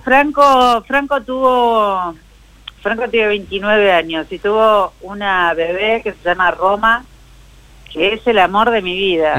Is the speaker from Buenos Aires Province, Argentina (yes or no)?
yes; Morón, Buenos Aires Province, Argentina; los que vivimos y los que nacimos en Morón